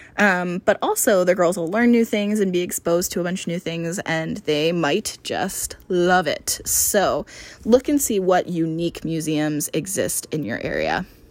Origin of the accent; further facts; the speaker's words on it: East Coast, United States; now in Phoenix, United States; I grew up on the East Coast